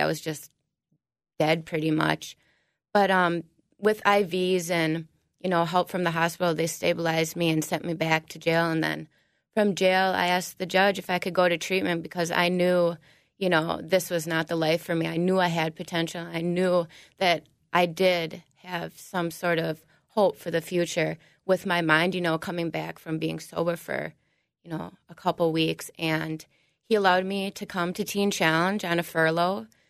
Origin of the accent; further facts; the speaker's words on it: New Prague, Minnesota, United States; I'm from New Prague.